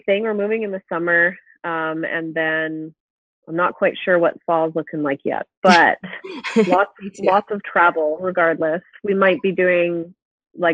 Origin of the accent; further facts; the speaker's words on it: BC, British Columbia, Canada; now in Alberta, Canada; We both grew up in different areas of BC